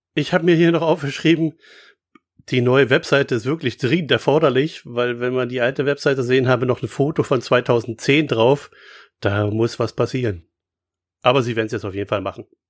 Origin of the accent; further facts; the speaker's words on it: Berlin, Germany; als Berliner